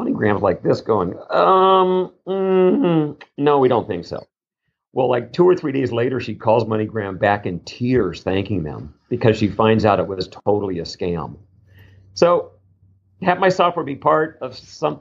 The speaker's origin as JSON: {"language": "English", "town": "Las Vegas", "region": "Nevada", "country": "United States", "said": "I'm like from Vegas."}